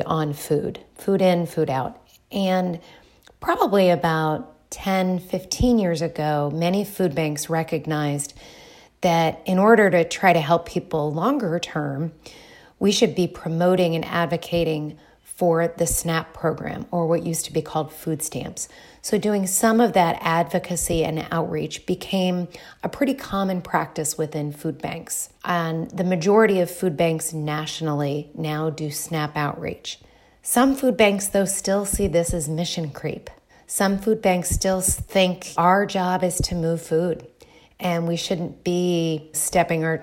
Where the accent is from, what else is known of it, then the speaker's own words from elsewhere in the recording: Dayton, Ohio, United States; moved away; also born or lived in Bloomington, Indiana; I am originally from Dayton, Ohio